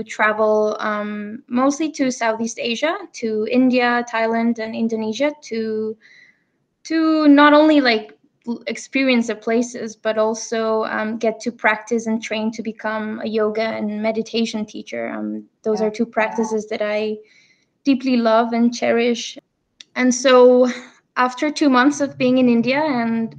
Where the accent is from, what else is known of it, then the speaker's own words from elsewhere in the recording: Barcelona, Catalonia, Spain; moved away as an adult; I'm originally from Barcelona. I'm here right now. I lived here for most of my life until I finished university.